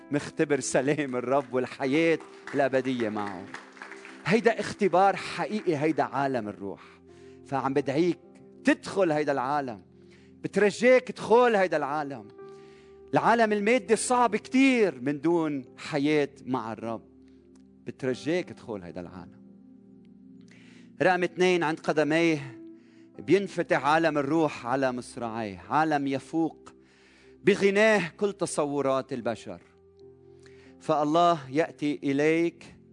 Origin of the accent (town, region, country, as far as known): Lebanon